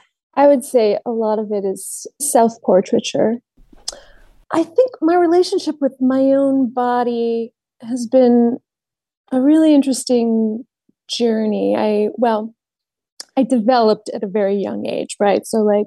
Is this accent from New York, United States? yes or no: no; Cleveland, Ohio, United States; I grew up in Ohio, Cleveland, Ohio